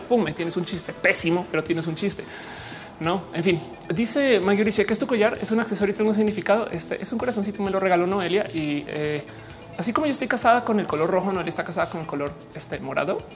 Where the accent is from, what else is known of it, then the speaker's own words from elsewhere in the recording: Mexico; also born or lived in Colombia; yo soy mujer mexicana